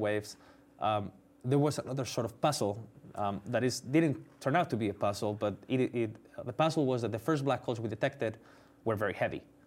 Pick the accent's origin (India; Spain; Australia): Spain; moved away as an adult; also born or lived in United States; I'm from Spain. I came to do my P H D in the U S